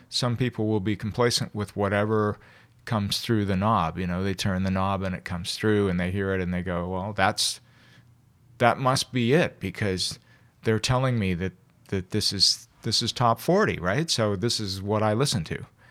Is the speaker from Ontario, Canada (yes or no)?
yes; Toronto, Ontario, Canada; born and raised here. I never left here